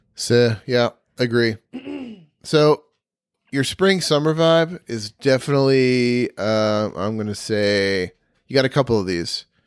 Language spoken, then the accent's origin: English; Ithaca, New York, United States; I was born and raised in Ithaca